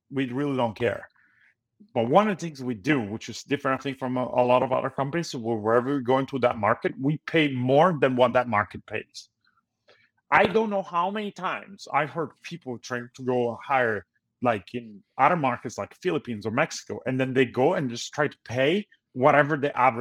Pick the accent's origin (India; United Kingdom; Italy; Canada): Italy; moved away as an adult; now in United States; I'm originally from Italy, so I had a lot of connections there.